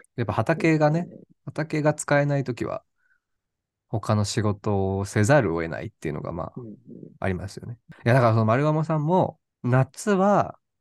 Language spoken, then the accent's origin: Japanese; Saitama, Japan; now in Tokyo, Japan; 私埼玉出身ですけど